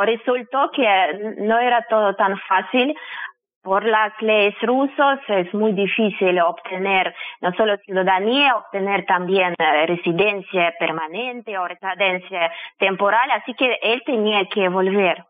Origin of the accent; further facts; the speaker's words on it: Saint Petersburg, Russia; Spanish is a second language; moved away as an adult; now in Montevideo, Uruguay; Yo nací en Rusia, en San Petersburgo